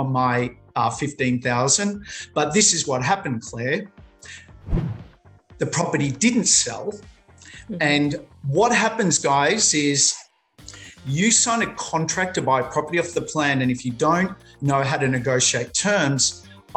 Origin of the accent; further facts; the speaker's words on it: Melbourne, Victoria, Australia; also born or lived in Sydney; now in Queensland, Australia; I'm originally from Melbourne